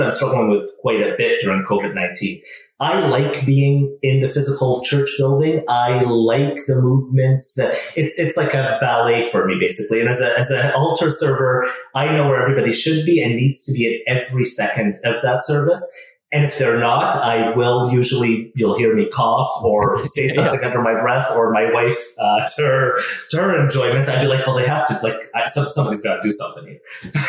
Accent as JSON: {"language": "English", "country": "Canada", "tie": "born or raised there", "also_born_or_lived": "Middle East", "said": "that's the church I grew up in here in Canada."}